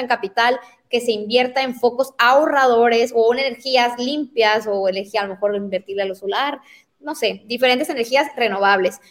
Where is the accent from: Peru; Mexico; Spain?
Mexico; La Paz, Baja California Sur; yo porque nací en La Paz